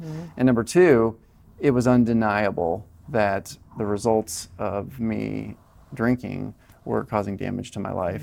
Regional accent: Colorado, United States; moved away as an adult; also born or lived in Southern California; I moved from Colorado, where I was raised, to Southern California

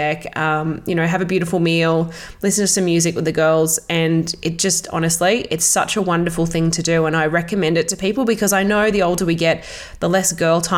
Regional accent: Australia; also born or lived in Melbourne; back in my hometown

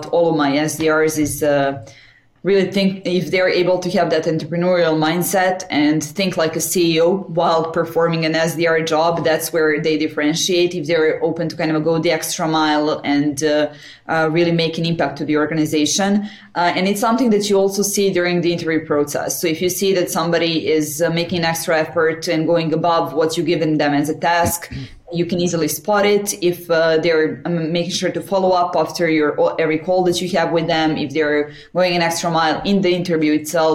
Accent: Belgrade, Serbia; also born or lived in Paris; right now I'm in Belgrade, Serbia, in my hometown.

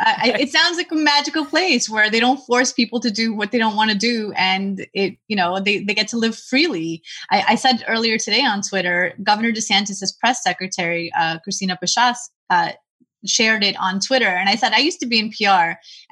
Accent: Brooklyn, New York, United States; I grew up in Brooklyn. My husband grew up in Queens. We're lifelong New Yorkers.

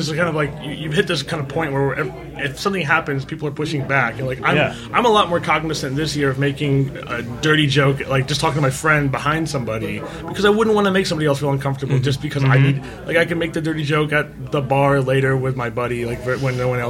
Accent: India; Like, I'm an Indian guy. Like, we are hugging people.

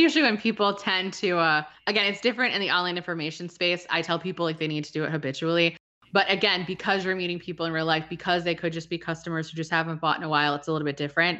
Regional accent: New England, United States; I'm from New England

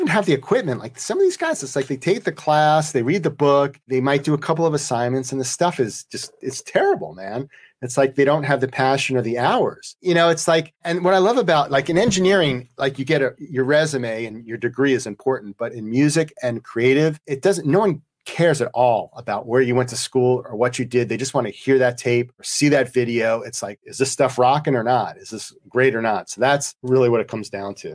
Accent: New York, United States; now in St. Louis, United States; I'm from New York, so I know cities. I live in St. Louis

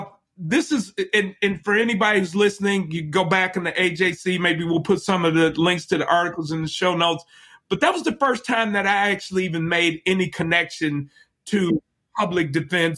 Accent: Chicago, Illinois, United States; I'm from Chicago and I grew up in the 80s

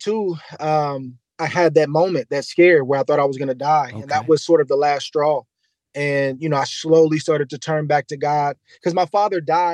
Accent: San Bruno, California, United States; growing up in San Bruno, California, at Crestmore High School, they had a boxing team.

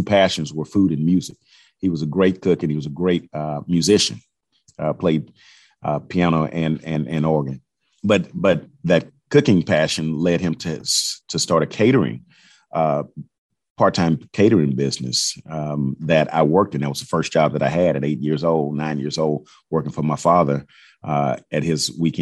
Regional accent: Houston, Texas, United States; I'm from Fifth Ward, but my roots in Third and Fourth Ward I grew up going to church in Fourth Ward

